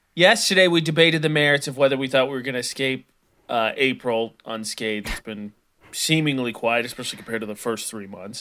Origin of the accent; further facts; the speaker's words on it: Midwest, United States; I'm from the Midwest.